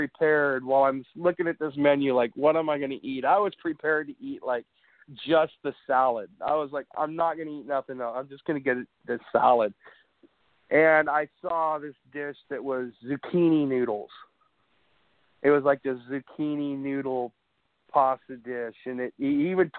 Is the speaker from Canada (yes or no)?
no; Tillamook, Oregon, United States; I was born and raised in Tillamook, in Tillamook, Oregon.